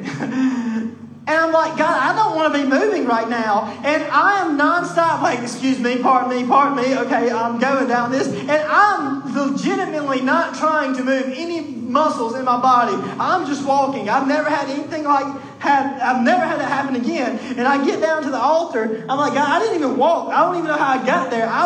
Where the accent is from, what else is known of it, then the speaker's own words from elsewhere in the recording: Mississippi, United States; I was born in Mississippi and in the Bible Belt, and just because I was kind of born American in a family that goes to church